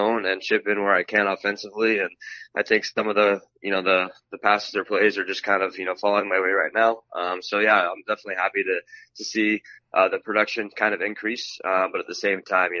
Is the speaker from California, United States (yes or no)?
yes; San Clemente, California, United States; also born or lived in San Bernardino, California / Lake Arrowhead, California; I was born in San Bernardino, California. We were living up in Lake Arrowhead. And when I was four, we moved to where I live now in San Clemente